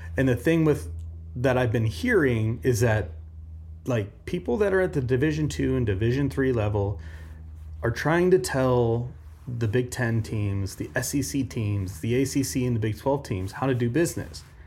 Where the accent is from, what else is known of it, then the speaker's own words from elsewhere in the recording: Omaha, Nebraska, United States; I grew up in Omaha.